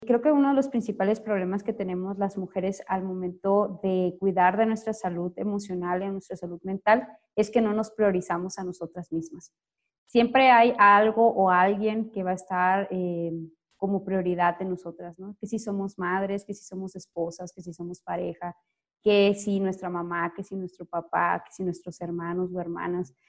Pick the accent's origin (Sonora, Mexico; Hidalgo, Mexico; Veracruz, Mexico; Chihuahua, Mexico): Sonora, Mexico; moved away as an adult; now in Jalisco, Mexico; soy una sonorense que tiene seis años viviendo acá en Jalisco